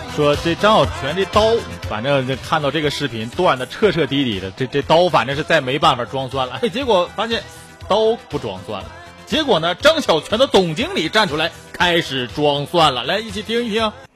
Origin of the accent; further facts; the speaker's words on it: China; 还说我们中国人用刀的习惯是错误的啊